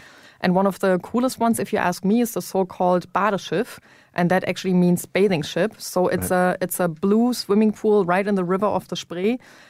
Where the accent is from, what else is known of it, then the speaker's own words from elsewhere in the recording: East Germany, Germany; So when I was 9 years old, the wall came down.